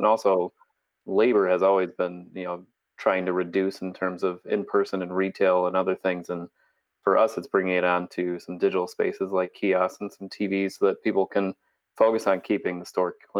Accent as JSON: {"language": "English", "town": "Chicago", "region": "Illinois", "country": "United States", "said": "So I came from Chicago and miss the Chicago food."}